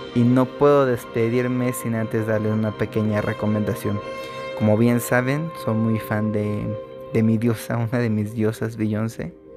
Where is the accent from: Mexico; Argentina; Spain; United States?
Mexico; sea mexicano y que esté en un lugar donde hay puros mexicanos o mayormente somos mexicanos